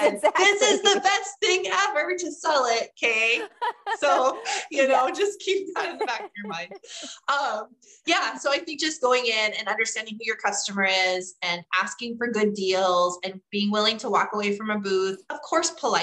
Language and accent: English; North Dakota, United States; I'm from North Dakota.